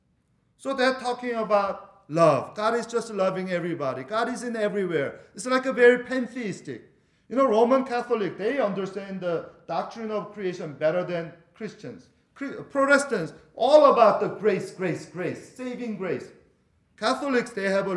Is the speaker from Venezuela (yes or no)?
yes; Venezuela; moved away; I'm from Venezuela